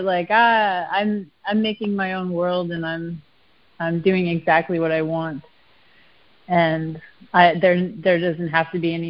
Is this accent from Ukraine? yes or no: no; Canada; accent: Canadian; moved away; I always get called out for being Canadian when I say process